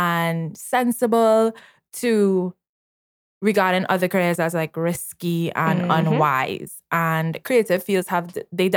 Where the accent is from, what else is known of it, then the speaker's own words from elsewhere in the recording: Trinidad & Tobago; Trinidad is, we consider ourselves developing, but others would consider us third world